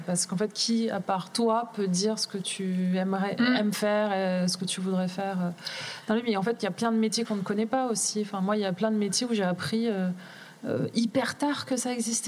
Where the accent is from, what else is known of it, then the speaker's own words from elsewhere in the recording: Grenoble, Auvergne-Rhône-Alpes, France; moved away as an adult; also born or lived in Manchester / Paris / Lille; je suis grenobloise de base. donc j'ai quitté Grenoble